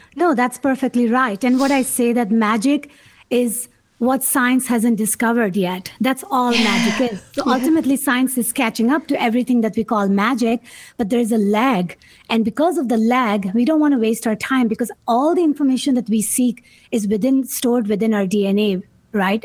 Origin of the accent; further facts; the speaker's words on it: Karachi, Sindh, Pakistan; moved away; coming from a third world country, growing up in Pakistan, not supposed to go to school